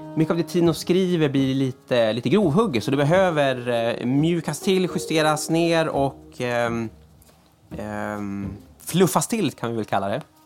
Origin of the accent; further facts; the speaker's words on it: Sweden; som svensk